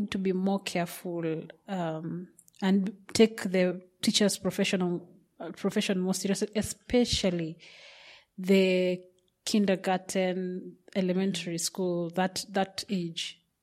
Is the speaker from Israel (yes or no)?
no; Kenya; I come from Kenya